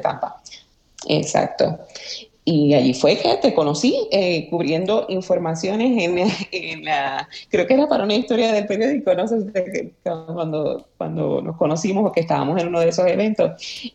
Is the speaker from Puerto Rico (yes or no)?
yes; Aguada, Puerto Rico; moved away as an adult; also born or lived in San Juan, Puerto Rico; yo soy originaria de Aguada, Puerto Rico. Eh, nacida y criada en el barrio Guayabo, sector casualidad de Aguada.